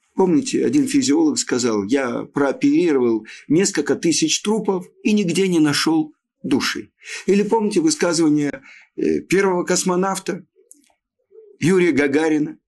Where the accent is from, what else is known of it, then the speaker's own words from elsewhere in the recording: Odesa, Odesa Oblast, Ukraine; я родом из Одессы